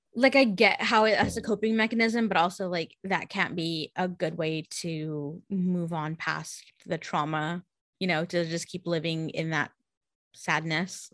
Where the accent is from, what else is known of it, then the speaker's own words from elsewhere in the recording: San Jose, California, United States; I grew up in San Jose